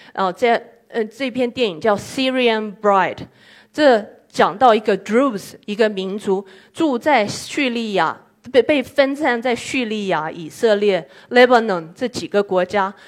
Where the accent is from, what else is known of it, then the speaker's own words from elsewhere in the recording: Yokohama, Kanagawa, Japan; Chinese is a second language; 我是来自于日本中华街的